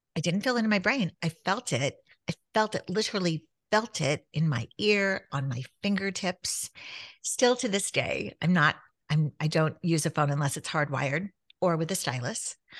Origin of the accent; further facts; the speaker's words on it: Southern California, United States; growing up in Southern California where you could hit the beach in an hour